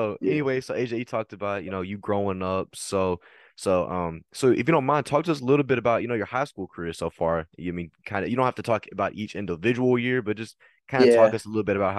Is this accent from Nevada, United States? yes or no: no; Texas, United States; accent: Southern; I know I definitely have one, especially I'm from Texas, so got that little Southern.